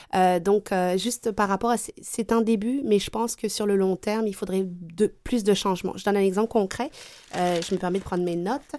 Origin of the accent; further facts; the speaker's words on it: France; now in Quebec, Canada; je suis native de France